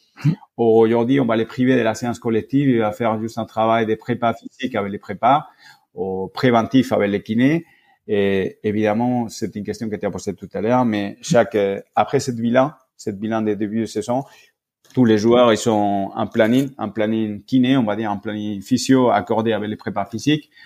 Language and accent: French; Spain; moved away as an adult; now in France; j'ai fait mes études en Espagne, j'ai grandi en Espagne